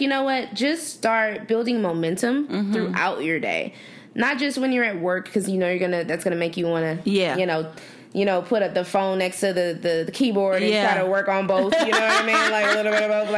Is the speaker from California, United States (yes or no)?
yes; Los Angeles, California, United States; now in Arizona, United States